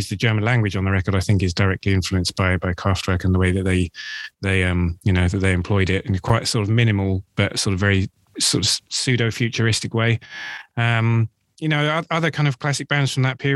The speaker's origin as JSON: {"language": "English", "region": "London", "country": "United Kingdom", "tie": "born or raised there", "said": "I grew up in London and I've lived here for nearly all of my adult life."}